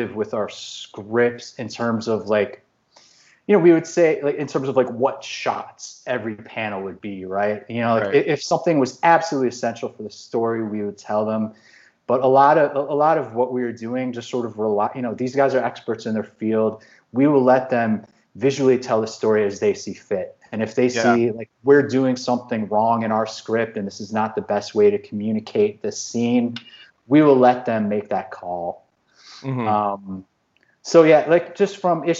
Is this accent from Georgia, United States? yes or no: no; Chicago, Illinois, United States; I'm from Chicago